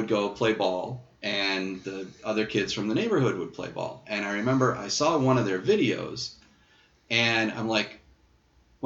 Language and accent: English; Boston, Massachusetts, United States; I'm from Boston.